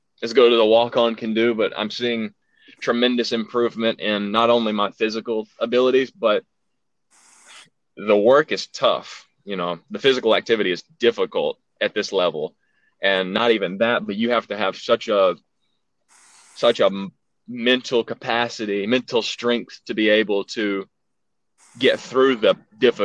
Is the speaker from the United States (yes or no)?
yes; Alabama, United States; accent: southern; I've been living in Alabama all my life